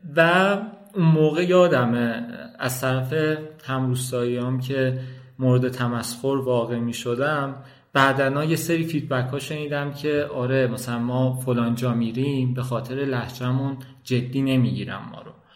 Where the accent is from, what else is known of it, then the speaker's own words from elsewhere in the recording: Kojovar village, near Tabriz, East Azerbaijan, Iran; first language Azerbaijani Turkish; Persian is a second language; moved away as an adult; now in Tehran, Iran; من توی حالا روستایی به دنیا اومدم و فکر میکردم کل دنیا اینجاست